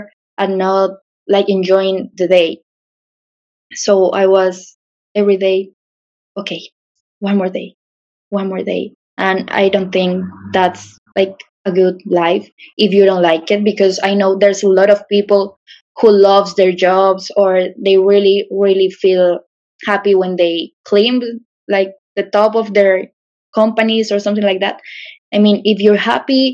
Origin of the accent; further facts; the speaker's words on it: Pereira, Risaralda, Colombia; English is a second language; I'm from a small city called Pereira. It's in the center, like the coffee region.